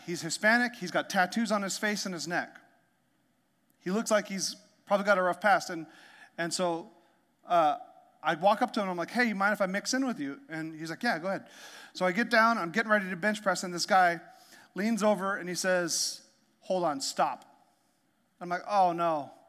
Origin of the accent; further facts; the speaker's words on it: Canada; also born or lived in Alaska; I'm from Canada. I'm from Canada and Alaska